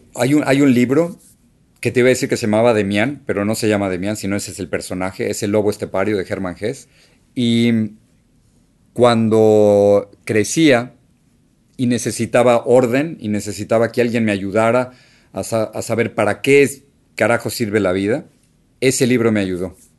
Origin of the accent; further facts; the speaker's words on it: Mexico City, Mexico; moved away as an adult; now in United States; la casa donde, donde crecí en México